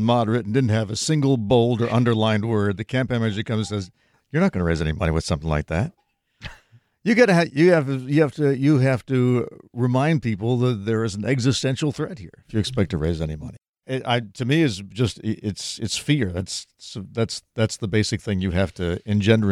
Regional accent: Westchester County, New York, United States; I grew up in New York in Westchester County

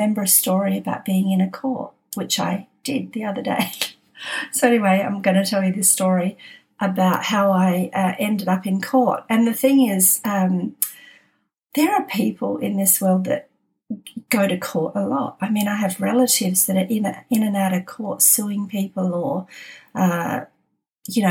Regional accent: Adelaide, South Australia, Australia; moved away as an adult; also born or lived in Sydney; now in Adelaide, Australia; we were born in Adelaide.

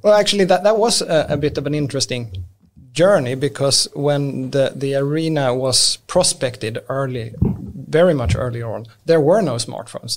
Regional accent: Lund, Skåne, Sweden; English is a second language; moved away; also born or lived in Stockholm; I'm born and raised in Lund.

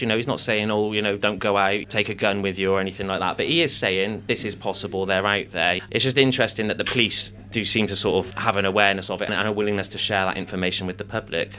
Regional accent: Stroud, South West England, United Kingdom; my youth in, in in Stroud, growing up in the Stroud Valley

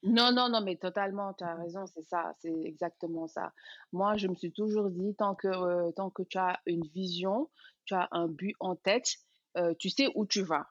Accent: Dakar, Senegal; moved away as an adult; also born or lived in Paris; je suis sénégalaise, euh, née et grandie à Dakar

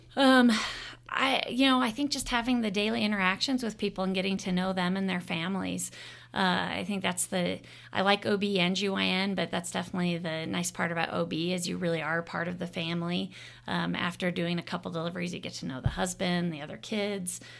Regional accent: Arizona, United States; moved away as an adult; also born or lived in Oahu, Hawaii / Bethesda, Maryland; now in Ogden, United States; I'm originally from Arizona. Uh, I was born and raised there

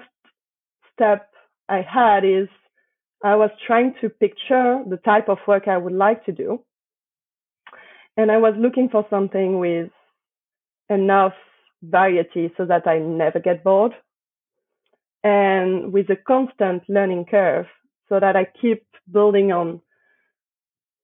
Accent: Paris, Île-de-France, France; accent: French; English is a second language; moved away; I was born in Paris, raised in Paris

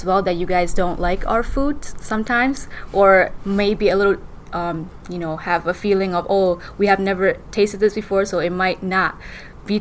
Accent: Shan State, Myanmar; moved away; I'm from Burma in region of Dongji, which is a Shan state of Burma

